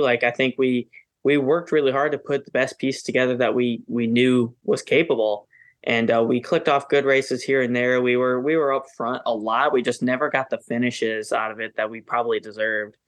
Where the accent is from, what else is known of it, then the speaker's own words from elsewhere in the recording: Wisconsin, United States; now in North Carolina, United States; that's my home state.